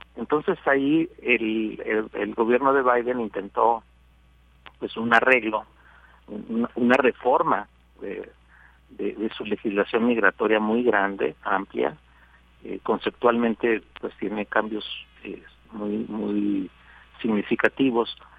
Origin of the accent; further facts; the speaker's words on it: Mexico; la tercera parte del total somos mexicanos